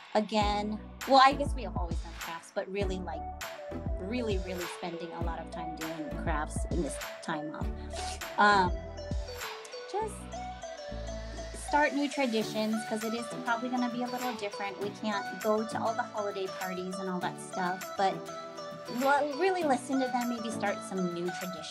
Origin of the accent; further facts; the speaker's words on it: East Coast, United States; moved away; I'm originally from the East Coast, and it's nice to be back, even though it's been 25 years